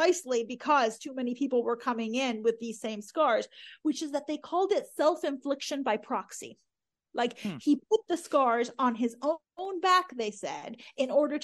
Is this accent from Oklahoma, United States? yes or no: yes; Oklahoma, United States; also born or lived in Iran; growing up in Oklahoma